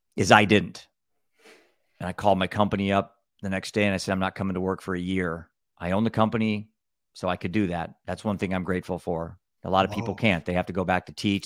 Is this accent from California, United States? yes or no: no; Cedar Rapids, Iowa, United States; I'm from Cedar Rapids, Iowa, the Midwest